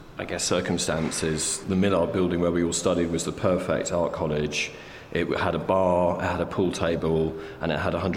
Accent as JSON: {"language": "English", "area": "Cheshire", "region": "North West England", "country": "United Kingdom", "tie": "born or raised there", "moved": "yes", "said": "I grew up in Cheshire, which is near Manchester"}